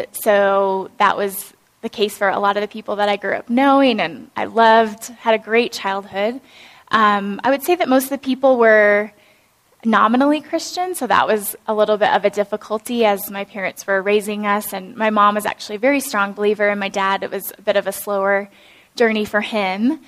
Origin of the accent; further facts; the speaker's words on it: Iowa, United States; I grew up in Iowa in a farming community